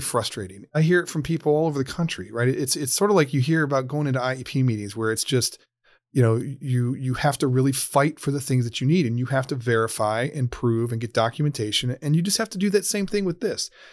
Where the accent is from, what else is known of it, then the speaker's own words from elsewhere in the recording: Ohio, United States; the state of Ohio, uh, my home state, my home community